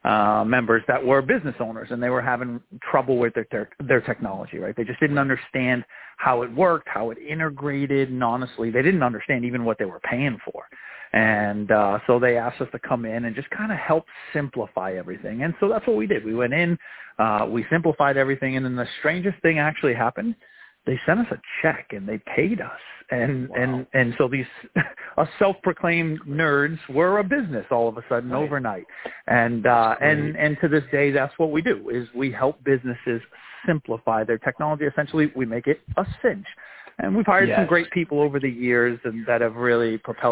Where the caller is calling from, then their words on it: Worcester, Massachusetts, United States; I'm calling from Worcester, Massachusetts, about 45 minutes outside of Boston.